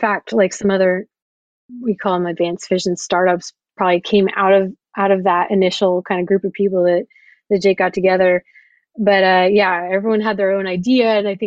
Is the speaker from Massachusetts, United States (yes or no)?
no; Oklahoma, United States; I grew up in Oklahoma, where it's very much oil and gas country.